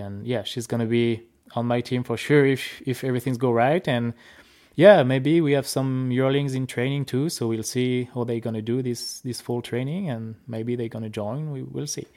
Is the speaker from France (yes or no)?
yes; France; accent: French; English is a second language; moved away as an adult; now in Saskatchewan, Canada; I'm from France